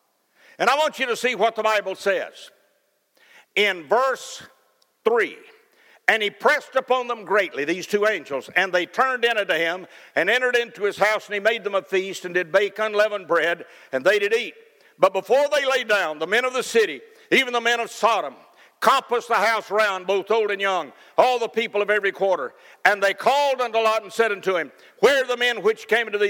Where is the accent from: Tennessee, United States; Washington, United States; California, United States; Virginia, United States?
Tennessee, United States; Cookeville; when I was growing up in Cookeville, Tennessee